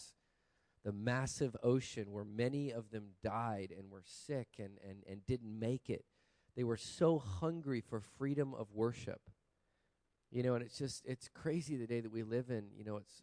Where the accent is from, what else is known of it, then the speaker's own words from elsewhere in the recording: Montana, United States; moved away; also born or lived in Texas / Hawaii; I grew up as a boy in the Rocky Mountains of Montana